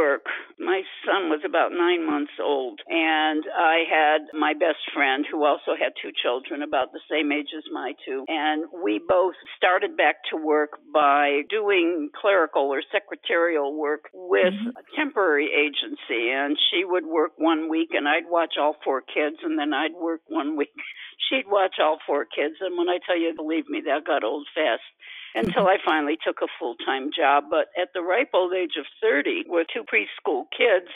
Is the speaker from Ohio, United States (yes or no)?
yes; Cleveland, Ohio, United States; moved away as an adult; I was born and raised in Cleveland, Ohio. Lived there pretty much off and on, but pretty much the first 50 years of my life.